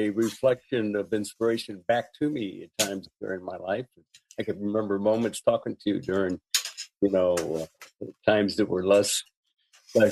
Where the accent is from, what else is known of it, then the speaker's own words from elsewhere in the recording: Bay Area, California, United States; Growing up in the Bay Area, it being an international intersection